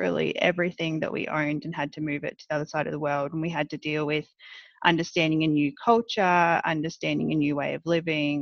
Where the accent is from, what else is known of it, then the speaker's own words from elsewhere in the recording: Australia; accent: Australian; moved away as an adult; now in New Jersey, United States; I grew up in Australia for most of my life